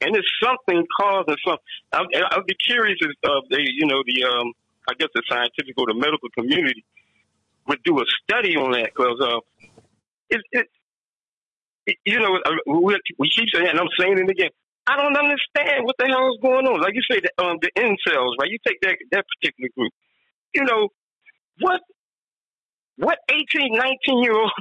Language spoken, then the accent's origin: English; Philadelphia, Pennsylvania, United States; moved away; I'm from Philly